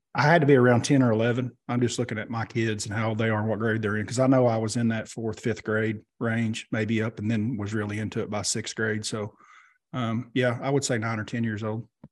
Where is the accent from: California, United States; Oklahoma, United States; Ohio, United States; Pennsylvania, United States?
Oklahoma, United States; we grew up here in Oklahoma together